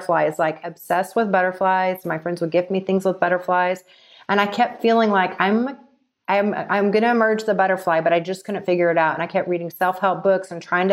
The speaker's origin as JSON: {"language": "English", "region": "Texas", "country": "United States", "tie": "born or raised there", "also_born_or_lived": "Los Angeles", "moved": "as an adult", "said": "growing up in Texas and living in the Bible Belt"}